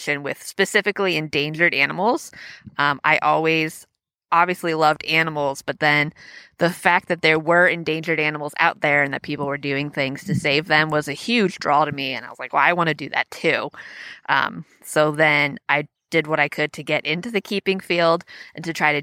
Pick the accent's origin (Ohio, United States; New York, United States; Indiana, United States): Ohio, United States; North Canton; also born or lived in Maryland; I'm from North Canton. It's about a half hour south of here. So I got very lucky working at a zoo in my homeland.